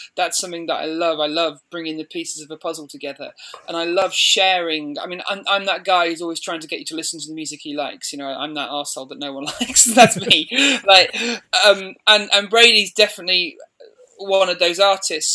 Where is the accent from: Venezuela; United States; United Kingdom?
United Kingdom; Midlands; moved away as an adult; now in Banbury, United Kingdom; I grew up in the Midlands